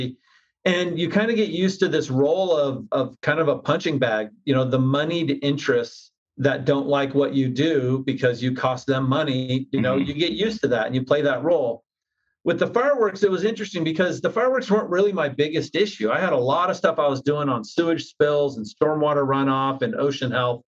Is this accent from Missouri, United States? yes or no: no; Vista, California, United States; growing up in Vista, being a fisherman and a surfer